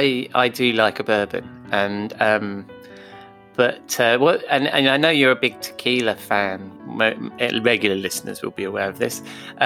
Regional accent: London, United Kingdom; also born or lived in Oxford / United States; now in near Oxford, United Kingdom; I'm a Londoner, so I was born in London. So even though I live outside London near Oxford

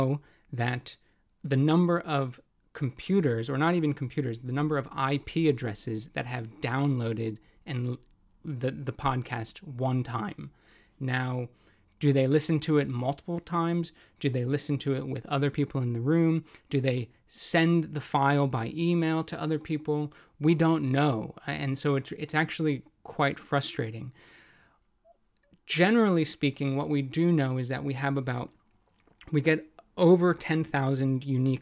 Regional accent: United States; moved away as an adult; also born or lived in Cambodia / Hong Kong / Japan; now in London, United Kingdom; I'm an American

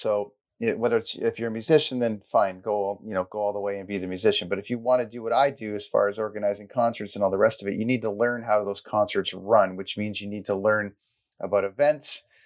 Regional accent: Port Perry, Ontario, Canada; I grew up in Cesarea in Blackstock area and then I ended up going to Port Perry High School

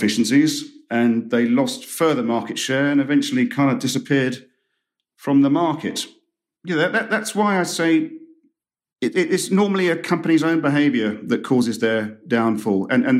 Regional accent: United Kingdom; And I'm not just saying that as a Brit who's...

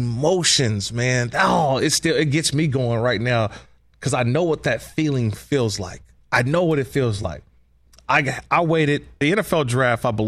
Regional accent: California, United States; 510 was also my hometown's area code

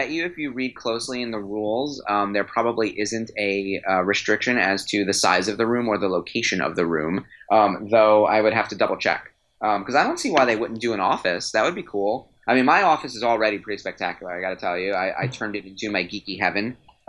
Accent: New York, United States; I'm from New York.

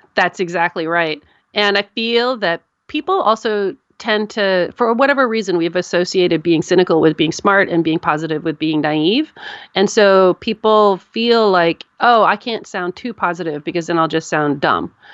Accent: United States

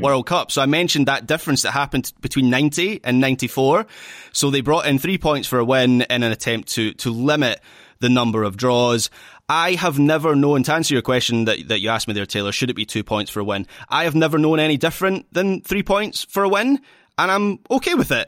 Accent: Scotland, United Kingdom; I'm still Scottish

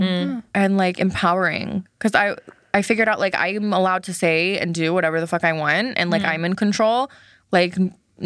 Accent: Alabama, United States; moved away; I grew up in Alabama

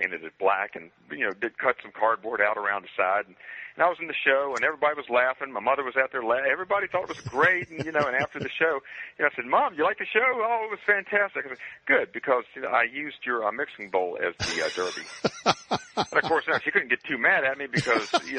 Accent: Waynesboro, Virginia, United States; a small Virginia town called Waynesboro, happens to be my hometown

